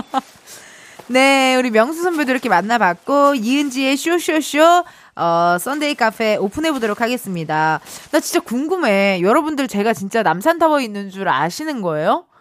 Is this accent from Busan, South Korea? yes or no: no; Incheon, South Korea; 저도 인천 사람이라